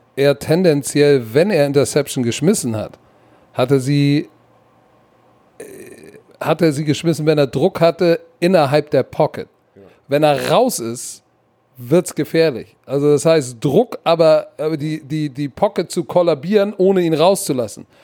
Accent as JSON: {"language": "German", "region": "Hamburg", "country": "Germany", "tie": "born or raised there", "said": "als Junge aus Sankt Pauli"}